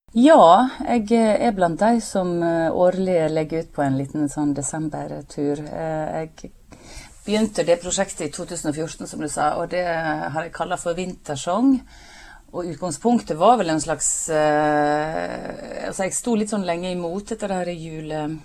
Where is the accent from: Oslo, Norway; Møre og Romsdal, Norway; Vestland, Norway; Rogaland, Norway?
Vestland, Norway; Breim; moved away; heimplassen min Breim i Nordfjord.